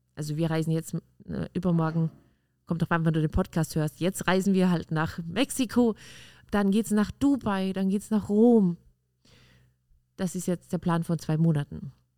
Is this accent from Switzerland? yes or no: no; Austria; Bei uns in Österreich heißt das Kindergartentante